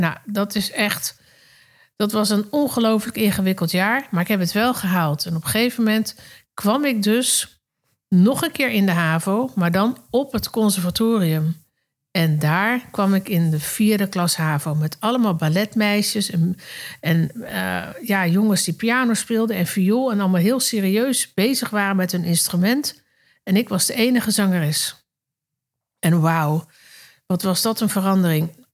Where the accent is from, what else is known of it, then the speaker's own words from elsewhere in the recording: Netherlands; also born or lived in Circus Knie (birthplace); En daarna ging ik met mijn ouders naar Nederland. Daar ging ik natuurlijk naar de lagere school en naar de middelbare school.